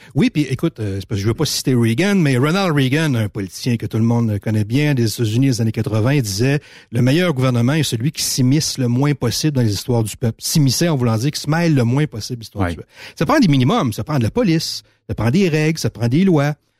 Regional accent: Montmagny, Quebec, Canada; j'ai grandi à Montmagny.

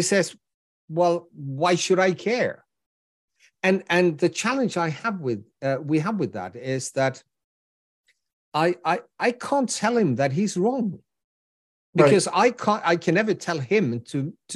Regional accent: Gothenburg, Västra Götaland, Sweden; my hometown, which is Gothenburg

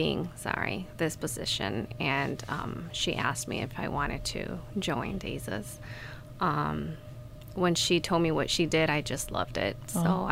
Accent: Mexico; moved away as an adult; also born or lived in Ohio, United States; now in Kalamazoo, United States; I grew up in Mexico. I just moved here last year in August. I was born in the state of Ohio, and my parents took me back to Mexico when I was a baby

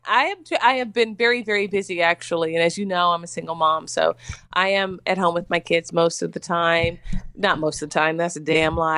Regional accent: Mississippi, United States; also born or lived in Tennessee; now in New York, United States; As you know, I'm from Mississippi

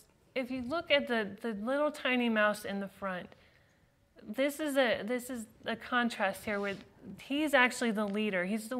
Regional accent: Utah, United States; also born or lived in California / Switzerland; now in Florida, United States; And then we moved to Switzerland for a few years, and then here in Utah.

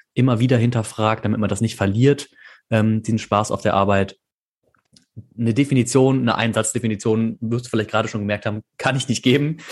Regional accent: Bonn, North Rhine-Westphalia, Germany; moved away as an adult; also born or lived in Canada; now in Aachen, Germany; Ich komme ursprünglich aus Bonn

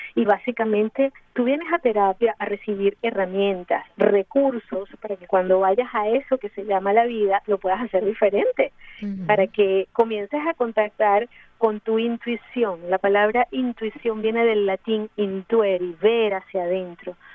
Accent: Mérida, Venezuela; also born or lived in Ciudad Bolívar, Venezuela; now in Miami, United States; soy de Mérida, Venezuela, pero eh, viví 25 años en Ciudad Bolívar, eh, al, sur de Venezuela

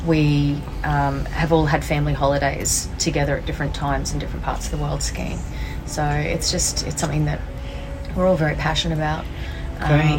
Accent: Brisbane, Queensland, Australia; being a Queenslander because they're a little bit slower, a little bit more heartfelt, a little bit more community, and I think that, you know, being raised in Brisbane, that kind of feels like home to me

